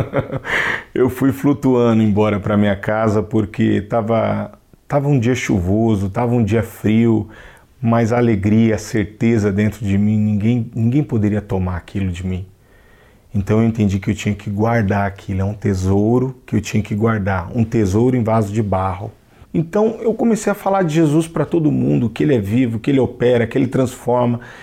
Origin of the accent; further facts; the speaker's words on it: São Paulo, Brazil; sou natural de São Paulo